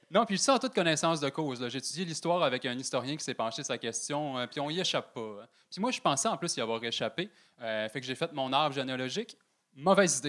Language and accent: French; Saguenay, Quebec, Canada; je suis originaire du Saguenay